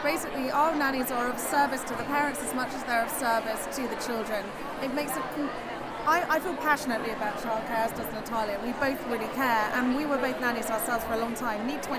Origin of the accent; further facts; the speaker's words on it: United Kingdom; we're British.